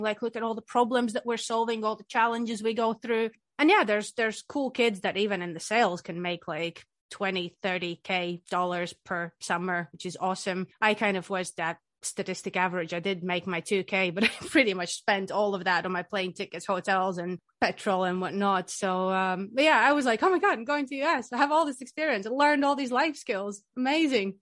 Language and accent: English; Riga, Latvia; moved away as an adult; now in Scotland, United Kingdom; I'm from the sunny country, Latvia. I'm from Riga